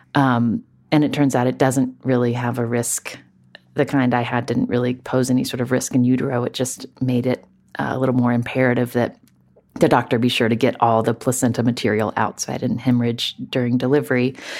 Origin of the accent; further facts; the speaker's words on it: West Virginia, United States; moved away as an adult; growing up in West Virginia, the daughter of a doctor